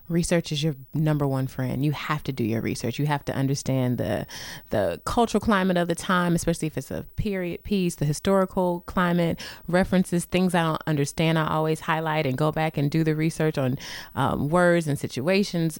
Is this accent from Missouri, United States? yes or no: yes; St. Louis, Missouri, United States; moved away; I'm from Saint Louis, born and raised